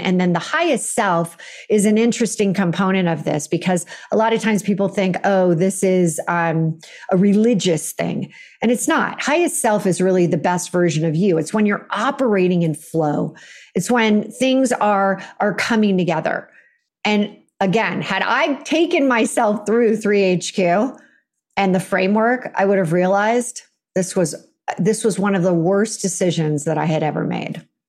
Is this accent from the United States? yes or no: yes; Silicon Valley, California, United States; I grew up in California